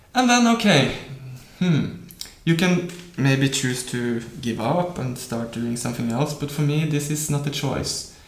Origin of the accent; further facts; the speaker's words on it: Norway; by growing up in Norway, I have spent much time uh, in nature